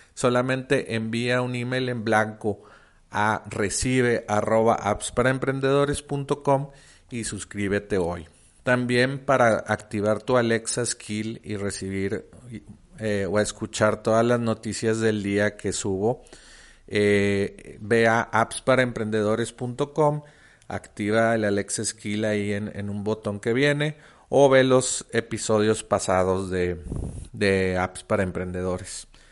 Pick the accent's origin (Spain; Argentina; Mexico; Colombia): Mexico; also born or lived in Monterrey; yo soy de México, vivo en Monterrey.